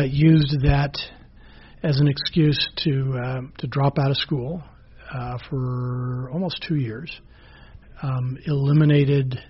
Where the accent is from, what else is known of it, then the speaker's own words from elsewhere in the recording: Monterey, California, United States; I grew up in Monterey, which is about 150 miles south of here